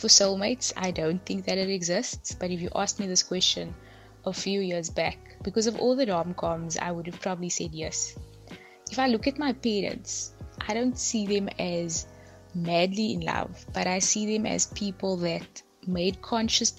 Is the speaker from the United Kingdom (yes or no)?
no; Cape Town, Western Cape, South Africa; I'm from Cape Town.